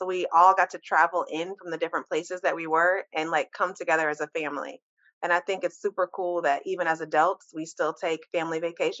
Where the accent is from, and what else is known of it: Michigan, United States; born or raised there